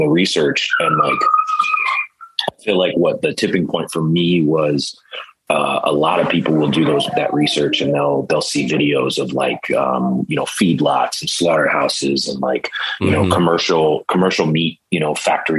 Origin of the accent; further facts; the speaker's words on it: Cleveland, Ohio, United States; I grew up in Cleveland where it's cold all the time